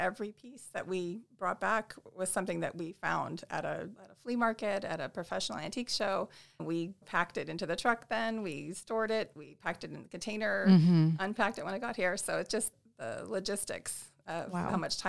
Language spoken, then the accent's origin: English; Alaska, United States; moved away as an adult; also born or lived in California; I grew up mostly in Alaska and moved to California to go to college.